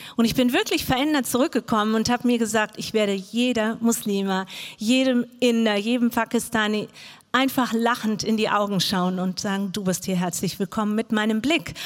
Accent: Frankfurt, Hesse, Germany; moved away; also born or lived in Arabian Peninsula; Ich bin in Frankfurt groß geworden

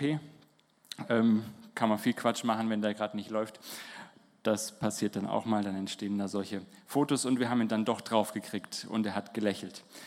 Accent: Holzelfingen, Baden-Württemberg, Germany; moved away as an adult; wir kommen hier aus Holzelfingen, da spricht man auch Slang vom Land

